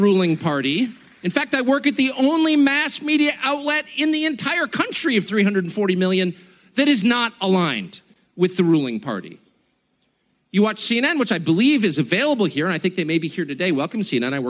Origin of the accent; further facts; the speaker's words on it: United States; I am as patriotic American as you're going to find